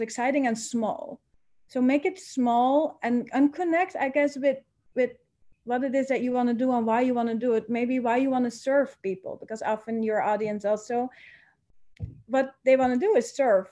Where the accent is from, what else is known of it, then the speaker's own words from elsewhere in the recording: Netherlands; moved away as an adult; now in Bali, Indonesia; I am originally from the Netherlands.